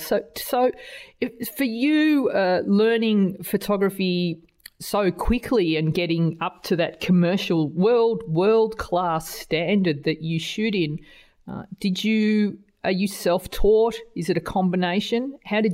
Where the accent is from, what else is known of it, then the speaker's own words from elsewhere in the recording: Australia; accent: Australian; my Australian accent